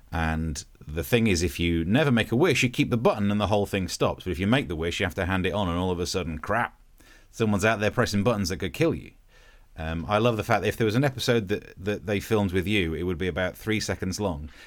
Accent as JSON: {"language": "English", "region": "East Midlands", "country": "United Kingdom", "said": "my my original accent's not that different to Yorkshire because although I'm from Nottinghamshire, I'm from the right at the top of it, so we sound a bit Yorkshirey."}